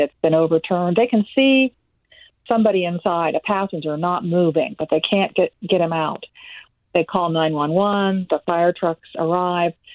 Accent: Tampa Bay, Florida, United States; My hometown paper, the Tampa Bay Times

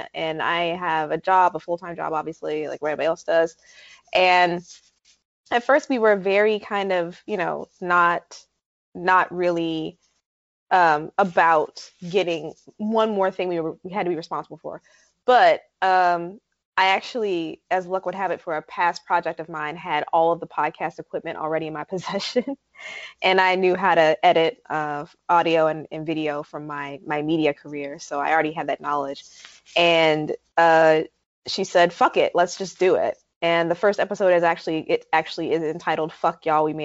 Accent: New York, United States; moved away as an adult; now in North Carolina, United States; I'm formerly a New Yorker

